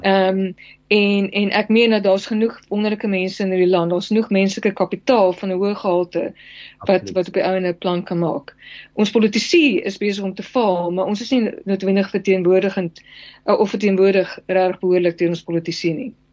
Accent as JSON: {"language": "Afrikaans", "country": "South Africa", "said": "as alle Suid-Afrikaners"}